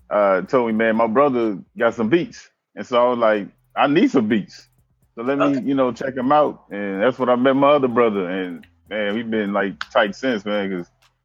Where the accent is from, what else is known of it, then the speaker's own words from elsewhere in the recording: Chicago, Illinois, United States; now in Pine Bluff, United States; you know, as far as the rap name goes. But I'm originally from Chicago, and I've been in like Pine Bluff, Arkansas for like 20 years.